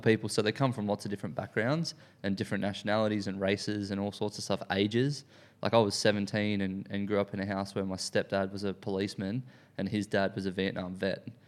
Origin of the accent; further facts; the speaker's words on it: Sunshine Coast / North Brisbane, Queensland, Australia; now in Sydney, Australia; I grew up in, um, in the Sunshine Coast, or, like, North Brisbane, uh, when I was younger.